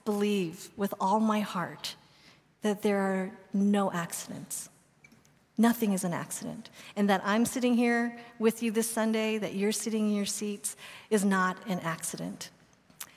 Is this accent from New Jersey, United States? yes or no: no; Boulder, Colorado, United States; I grew up in Boulder, Colorado